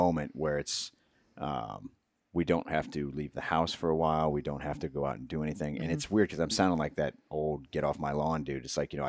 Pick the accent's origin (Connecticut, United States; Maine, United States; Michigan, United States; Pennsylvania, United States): Pennsylvania, United States; Erie; my family, when we were growing up, the town over, I grew up outside of Erie, mm-hmm, in Pennsylvania